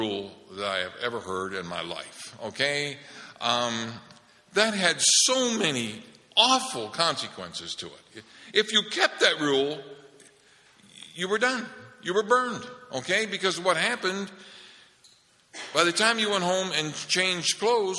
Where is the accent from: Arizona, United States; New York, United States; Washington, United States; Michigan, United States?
Michigan, United States; Holland; We're growing up in Holland, Michigan, and Marlene and I went to the same grade school that our mother went